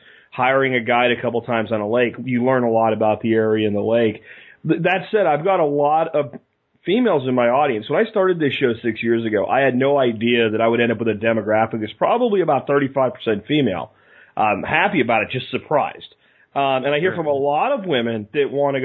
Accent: Northeast, United States; moved away; I'm originally from the Northeast myself

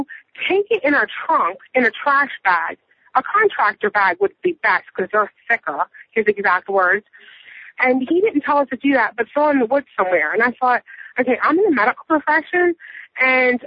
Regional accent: Philadelphia, Pennsylvania, United States; moved away as an adult; We're from Philadelphia

